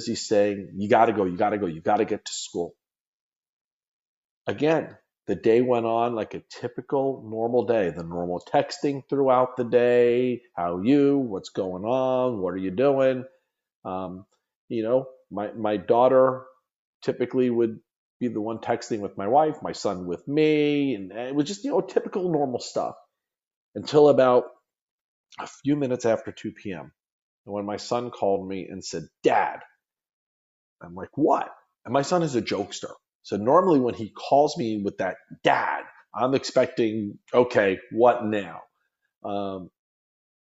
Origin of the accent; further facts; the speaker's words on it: Long Island, New York, United States; moved away as an adult; now in Florida, United States; Growing up on Long Island